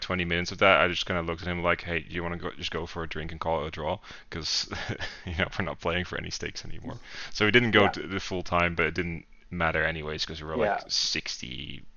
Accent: Netherlands; I'm from the Netherlands, from Lowlands Wargaming.

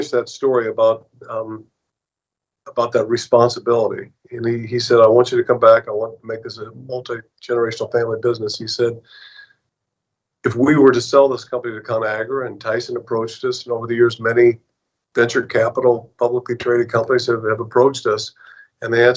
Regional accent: Kodiak, Alaska, United States; also born or lived in Seattle, Washington; I was born in Kodiak. Spent my whole life back and forth between Seattle and all the remote parts of Alaska

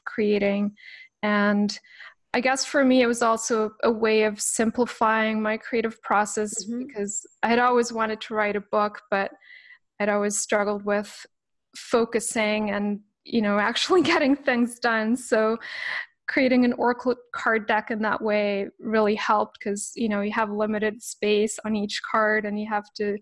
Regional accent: Canada; also born or lived in Switzerland; now in British Columbia, Canada; I had just come back to Canada, which is my beloved childhood home

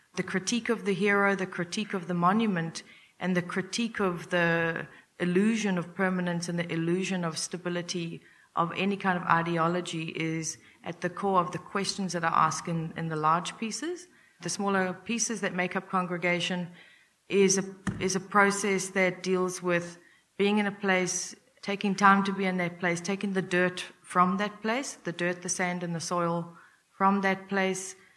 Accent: Durban, KwaZulu-Natal, South Africa; moved away as an adult; also born or lived in United States; I'm originally from South Africa. I was born and raised in Durban

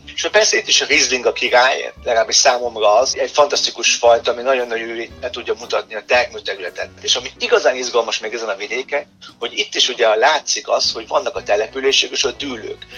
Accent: Germany; moved away; Mint, mint született német

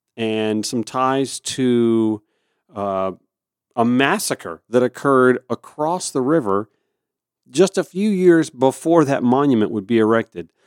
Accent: Augusta, Georgia, United States; my hometown of Augusta, Georgia

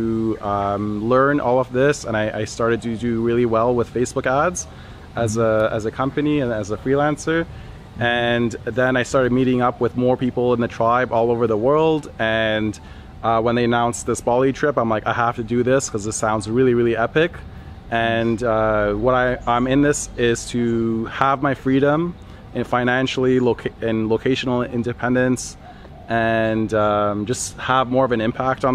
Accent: Toronto, Ontario, Canada; I'm from Toronto, Canada.

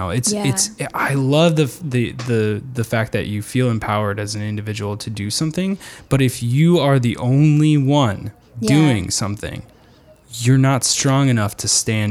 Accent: United States; growing up in the United States

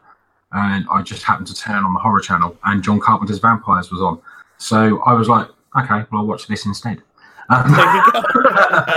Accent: United Kingdom; being a Brit who should have been born in the USA

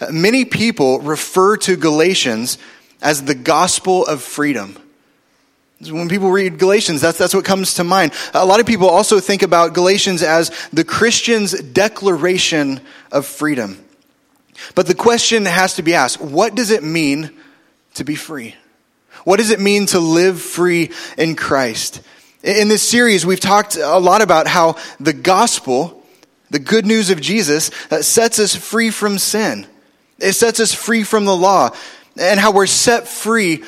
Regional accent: Oklahoma City, Oklahoma, United States; we moved in seventh grade from North Oklahoma City to South Oklahoma City

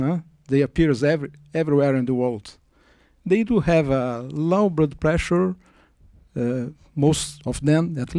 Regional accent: Brazil; I'm from Brazil. I'm a visiting professor at the Brigham in the sabbatical.

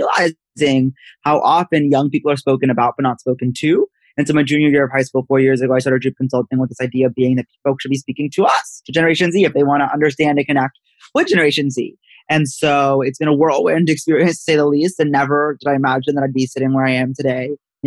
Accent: Princeton, New Jersey, United States; I'm from Princeton, New Jersey, where I am right now

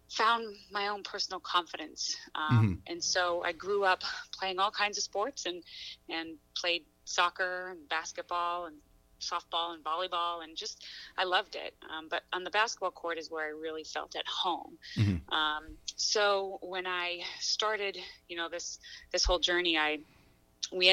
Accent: Gorham, Maine, United States; moved away; I grew up in Gore, Maine.

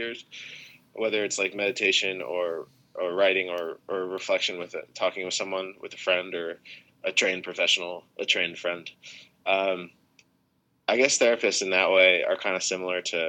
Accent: United States; I'm American

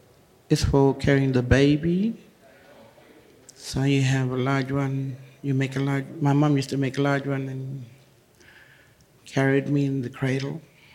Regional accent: Kalumburu, Western Australia, Australia; I come from Kalamburu, northeast Kimberley. It's a very remote community. I've lived there all my life. My parents are not from Kalamburu

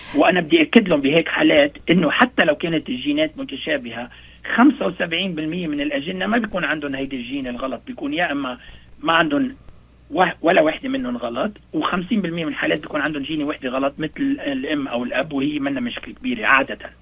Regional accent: Lebanon; moved away; نحن عندنا بلبنان

